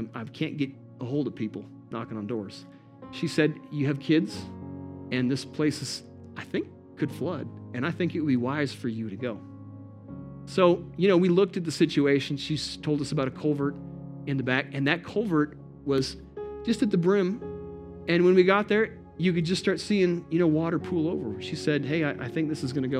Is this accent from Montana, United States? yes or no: yes; Montana, United States; we're from Montana